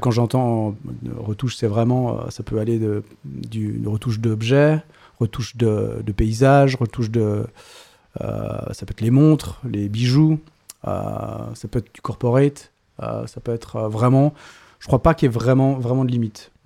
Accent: Geneva, Switzerland; Je viens de Genève et je suis donc polygraphe

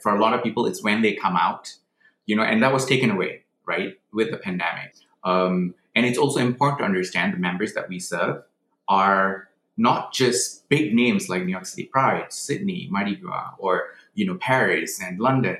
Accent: Malaysia; moved away as an adult; now in United States; I was actually born in Malaysia. I grew up in Malaysia.

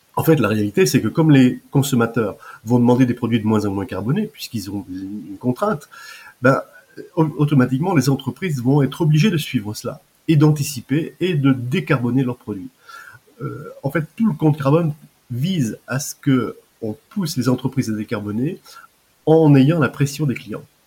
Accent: Deux-Sèvres, Nouvelle-Aquitaine, France; moved away as an adult; also born or lived in Paris; je suis originaire des Deux-Sèvres où j'habite encore en Deux-Sèvres parce que je suis revenu après ma fin d'activité

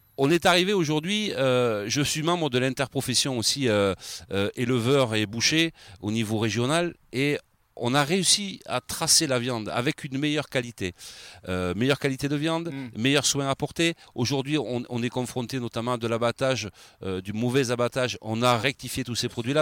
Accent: Arcachon Basin / Val de l'Eyre, Nouvelle-Aquitaine, France; je suis un enfant du pays. Ça fait 35 ans que je suis dans la viande ici. Je suis né ici. Je suis originaire du bassin Val de l'Aire.

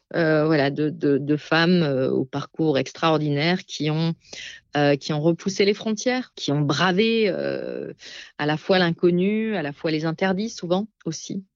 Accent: Alsace, Grand Est, France; moved away; dans ma terre natale, en Alsace

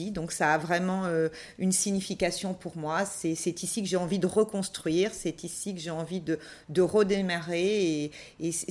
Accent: Saint-Étienne, Auvergne-Rhône-Alpes, France; also born or lived in Antibes; C'est-à-dire, effectivement, je suis originaire de Saint-Étienne, mais j'ai toujours été un petit peu partout dans le monde. Et, le point d'attache, le point commun, ça a toujours été Antibes

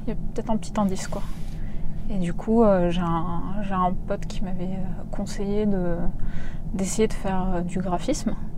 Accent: a small village near Warsaw, Masovian Voivodeship, Poland; moved away; also born or lived in Paris; je suis née en Pologne hmm. en 1987, très exactement, dans un petit village près de Varsovie

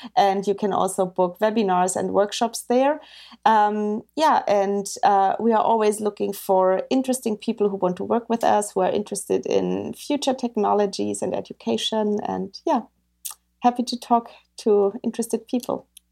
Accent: Bavaria, Germany; I grew up in Bavaria

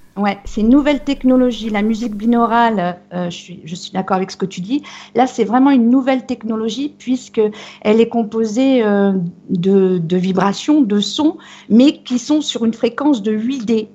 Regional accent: Brittany, France

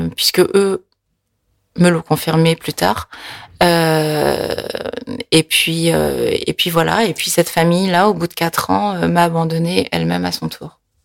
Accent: France; born or raised there; French is a second language; also born or lived in Korea

